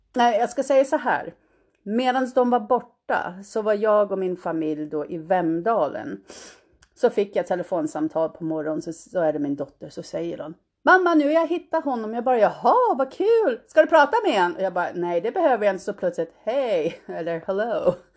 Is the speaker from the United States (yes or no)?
yes; United States; moved away as an adult; now in Sweden; jag är född i Sverige, svenska föräldrar. Och eh, när jag var fem år flyttade jag och min mamma till USA